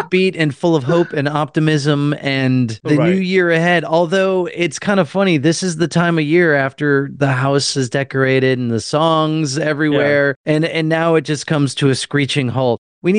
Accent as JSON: {"language": "English", "region": "Midwest", "country": "United States", "tie": "born or raised there", "moved": "as an adult", "lives_now": "Atlanta, United States", "said": "When I first moved here, so, you know, I grew up in the Midwest and I'm very familiar with snow. So when I moved to Atlanta"}